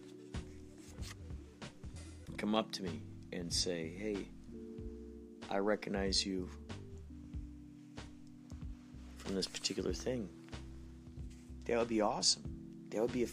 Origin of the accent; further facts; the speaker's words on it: Carol Stream, Illinois, United States; moved away; who I grew up with in Carroll Stream, Illinois, Chicagoland area, long ago